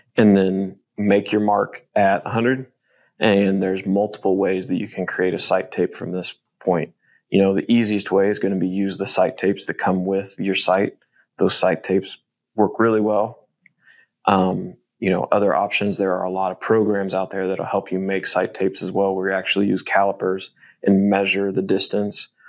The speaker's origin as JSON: {"language": "English", "region": "Midwest", "country": "United States", "tie": "born or raised there", "said": "growing up in the Midwest"}